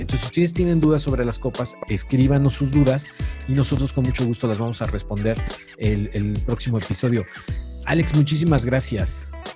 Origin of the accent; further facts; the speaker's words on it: Mexico; vamos a preparar en nuestras casas como mexicanos